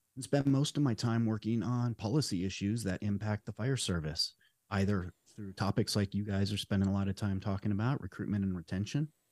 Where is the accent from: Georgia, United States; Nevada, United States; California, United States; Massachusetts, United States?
Nevada, United States; Las Vegas; moved away as an adult; now in Southern Oregon, United States; I was born and raised in Las Vegas, Nevada